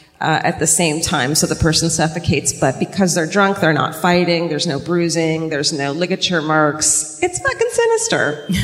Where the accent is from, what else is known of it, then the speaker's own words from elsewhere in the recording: Southern California, United States; I'm from Southern California.